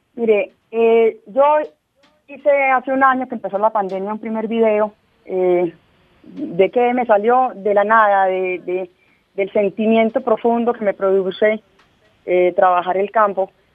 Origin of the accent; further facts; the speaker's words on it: Colombia; somos miles de campesinos en Colombia